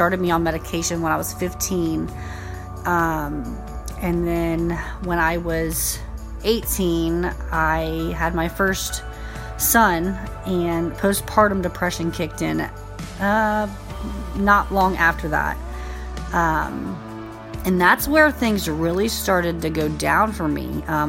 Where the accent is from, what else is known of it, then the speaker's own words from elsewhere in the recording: Indiana, United States; I am 32 years old. I have three beautiful children, and I came from Indiana.